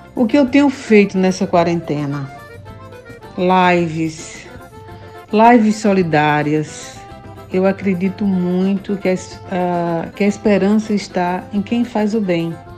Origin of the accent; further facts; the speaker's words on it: Sertânia, Pernambuco, Brazil; now in Recife, Brazil; cantora pernambucana. Estou falando diretamente daqui de Recife